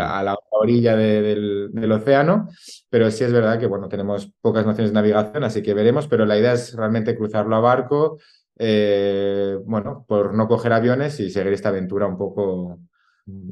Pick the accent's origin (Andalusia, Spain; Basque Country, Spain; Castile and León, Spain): Castile and León, Spain; La Alberca; es el de mi pueblo